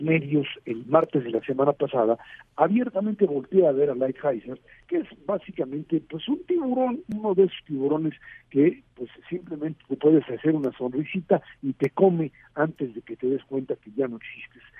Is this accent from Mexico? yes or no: yes; Mexico